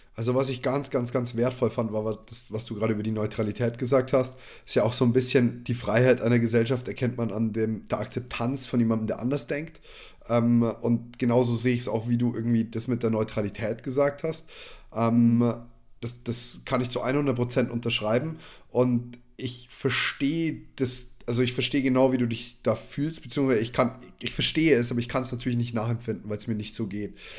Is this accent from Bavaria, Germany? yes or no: yes; Neumarkt in der Oberpfalz, Bavaria, Germany; bei uns in Neumarkt